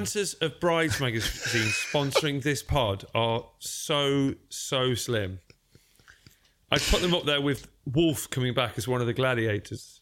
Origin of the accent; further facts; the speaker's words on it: Derby, East Midlands, United Kingdom; also born or lived in South London; now in London, United Kingdom; I am from Derby